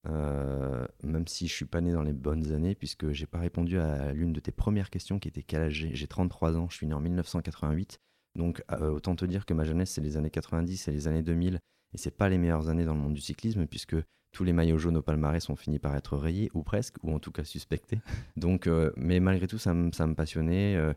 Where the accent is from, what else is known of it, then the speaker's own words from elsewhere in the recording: Hauts-de-France, France; born there; also born or lived in Alps; je suis pas né dans les Alpes non plus. Je suis né dans le Nord avant d'aller habiter dans les Alpes.